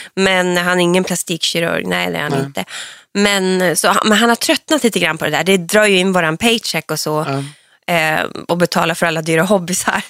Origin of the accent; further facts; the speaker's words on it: Hortlax, Norrbotten County, Sweden; Ja, så där växte jag upp